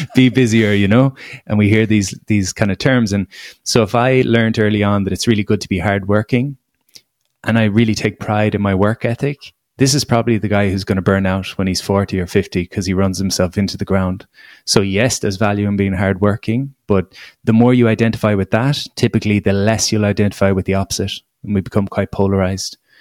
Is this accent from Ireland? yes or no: yes; Ireland; as an Irish person